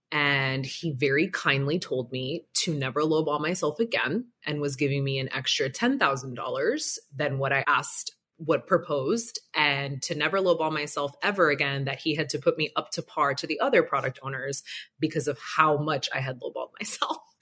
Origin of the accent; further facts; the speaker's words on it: Broward County, South Florida, United States; I grew up very extremely humble beginnings down here in sunny South Florida, Broward County to be exact